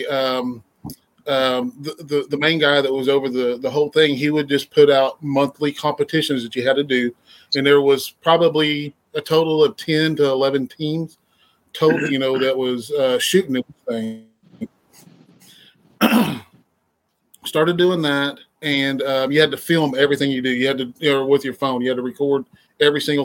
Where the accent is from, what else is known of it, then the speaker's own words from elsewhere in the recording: Mustang, Oklahoma, United States; I'm from Mustang, Oklahoma. Been out here the majority of my life.